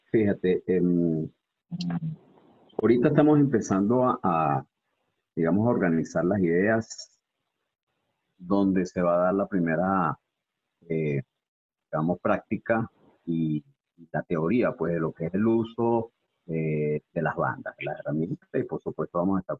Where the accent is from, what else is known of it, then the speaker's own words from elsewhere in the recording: Venezuela; now in Guatemala; Sí, correctamente, Charo, soy venezolano. Llegué a Guatemala hace dos años y medio.